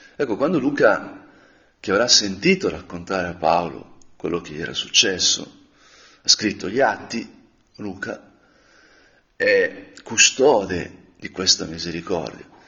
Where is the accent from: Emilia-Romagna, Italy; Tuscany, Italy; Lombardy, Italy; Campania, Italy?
Lombardy, Italy; Brianza; da Brianzolo